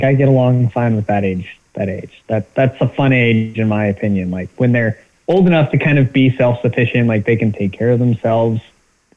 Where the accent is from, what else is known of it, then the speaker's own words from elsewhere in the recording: Bremen, Indiana, United States; also born or lived in Warsaw, Indiana / Marion, Indiana / Muncie, Indiana / Anderson, Indiana; I grew up in Bremen, but it's only, you know, 30 minutes away from Warsaw. So I've lived in northern Indiana my entire life